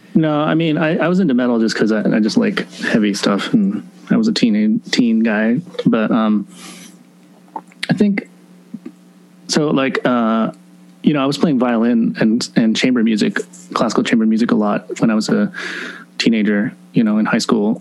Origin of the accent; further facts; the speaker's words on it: Virginia, United States; moved away; also born or lived in Seattle / New York City; I was only in Seattle till about five. I'm an East Coast guy. So I grew up in Virginia